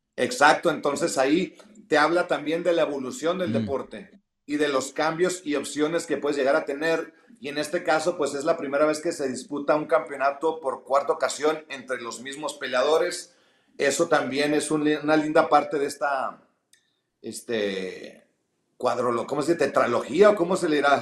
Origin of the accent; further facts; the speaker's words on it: Mexico; como mexicano